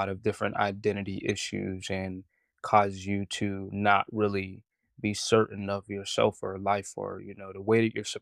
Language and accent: English; Pittsburgh, Pennsylvania, United States; And then I'm from Homewood in Pittsburgh.